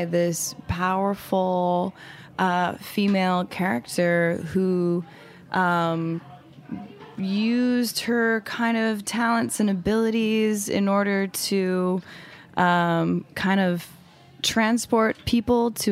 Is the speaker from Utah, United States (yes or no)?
yes; Salt Lake City, Utah, United States; also born or lived in Mexico; now in New York City, United States; I'm from Salt Lake City, Utah, originally, but my father's from Mexico